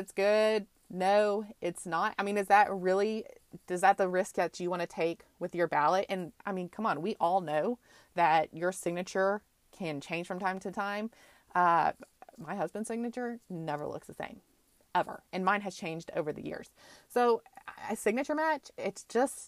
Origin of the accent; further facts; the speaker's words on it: Texas, United States; moved away; I grew up in Texas my entire life. Most of my family is still there.